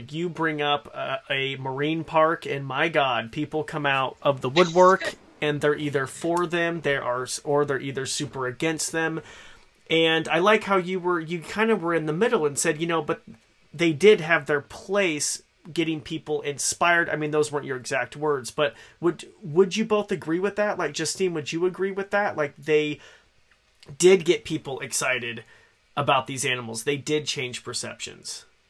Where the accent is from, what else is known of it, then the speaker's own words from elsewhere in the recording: Idaho, United States; I born and raised in Idaho